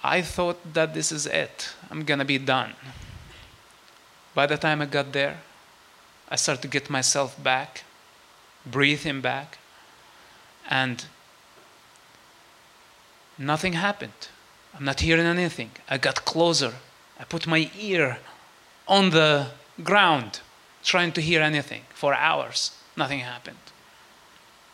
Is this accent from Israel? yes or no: no; West Bank, Palestine; I grew up and I was born in the West Bank